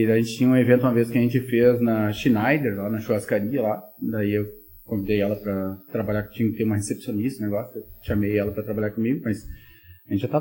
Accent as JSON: {"language": "Portuguese", "town": "Novo Hamburgo", "region": "Rio Grande do Sul", "country": "Brazil", "tie": "born there", "also_born_or_lived": "Campo Bom / Sapiranga", "said": "Nasci em Novo Hamburgo, morei em Campo Bom, depois morei em Sapiranga."}